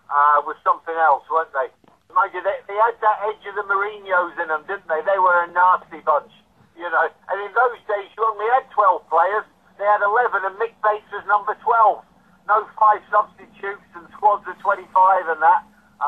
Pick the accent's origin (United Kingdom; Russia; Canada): United Kingdom; Leeds, Yorkshire and the Humber; born there; also born or lived in London / Bracknell; Yeah, I was a mad Leeds United fan. I was born in Leeds, my dad was a Leeds season ticket holder, yeah, that was my club.